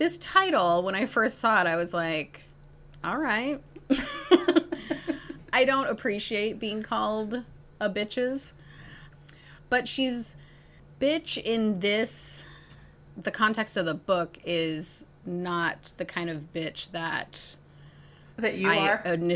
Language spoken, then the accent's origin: English; Iowa, United States; my Iowa roots